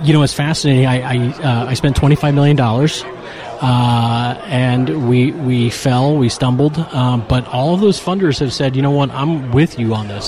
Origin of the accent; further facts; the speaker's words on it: Appalachia, United States; I'm from also from Appalachia